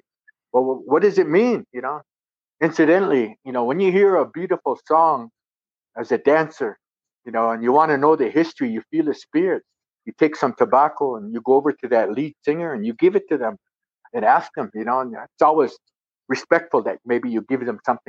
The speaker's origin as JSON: {"language": "English", "region": "New Mexico", "country": "United States", "tie": "born there", "said": "And then when I relocated, I was born here in New Mexico."}